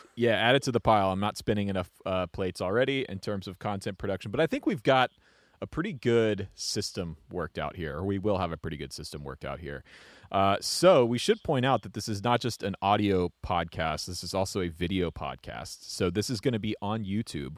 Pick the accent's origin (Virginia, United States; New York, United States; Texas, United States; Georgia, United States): Georgia, United States; Atlanta; I grew up just outside of Atlanta